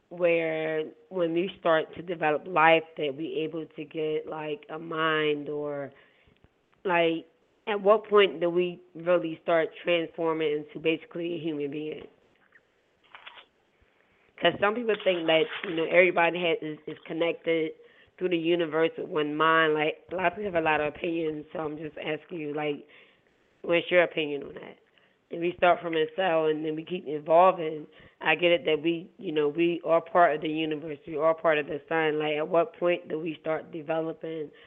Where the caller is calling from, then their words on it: Philadelphia, Pennsylvania, United States; I'm calling from Philly.